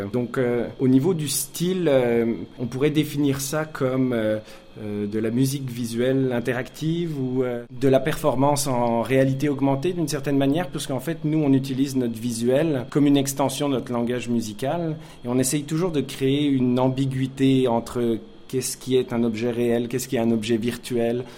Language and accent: French; France; moved away as an adult; now in Montreal, Canada; je suis français d'origine, euh, habitant à Montréal depuis maintenant 14 ans